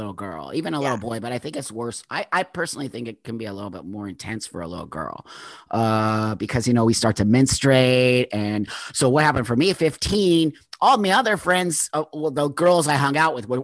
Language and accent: English; Los Angeles, California, United States; I grew up in the San Fernando Valley in Southern California